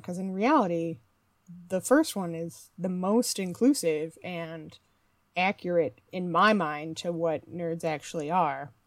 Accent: Midwest, United States; moved away as an adult; also born or lived in Canada / Toronto / United Kingdom; I grew up in the Midwest and have spent most of my adult life between Canada, the majority of my adult life in Canada

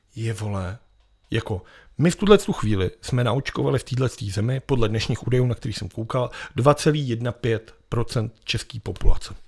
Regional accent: Prague, Czechia

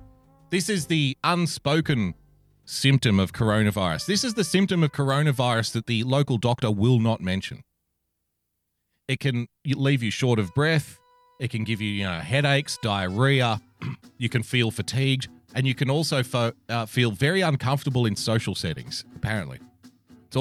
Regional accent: Australia; I'm obviously an Australian.

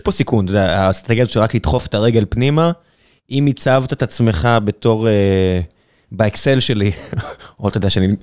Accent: Israel

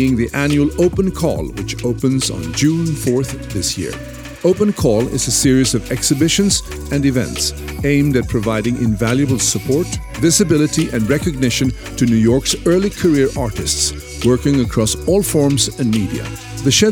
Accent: Sweden; I'm from Sweden

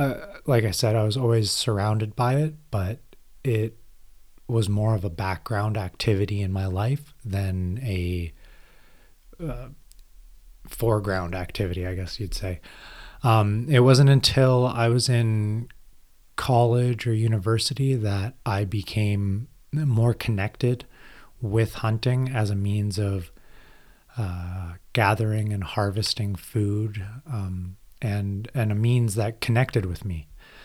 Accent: Iqaluit, Nunavut, Canada; Growing up in Iqaluit, Nunavut, I was surrounded by the Inuit culture, a lot of hunting when my family first moved up there.

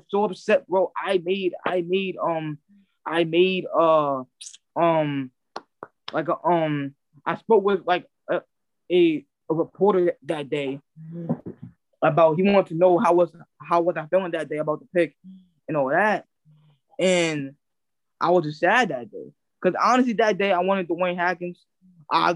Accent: New York City, New York, United States; I'm from Queens, New York, born and raised, New York City native

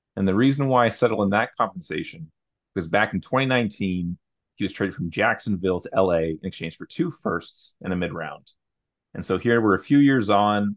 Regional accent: Canada; Sam and I, we're both Canadian, we're from Canada.

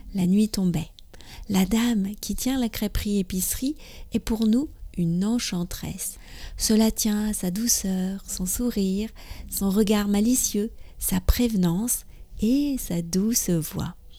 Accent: France; je suis française, j'habite près de Paris

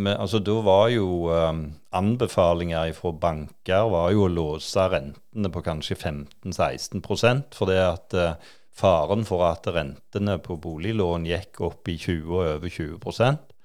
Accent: Klepp, Rogaland, Norway; Jeg vokste jo opp på Klepp, da. Så det, jeg har jo bodd på, på Jæren i, i alle år egentlig

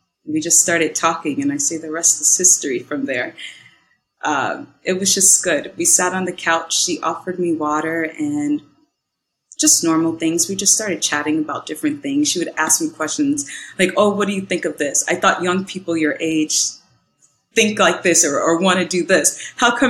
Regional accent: Minnesota, United States; moved away as an adult; also born or lived in California; I'm from Minnesota, and I traveled to California for acting

